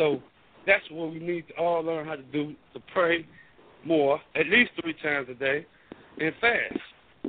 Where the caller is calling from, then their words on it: Chicago, Illinois, United States; from the Chicagoland area.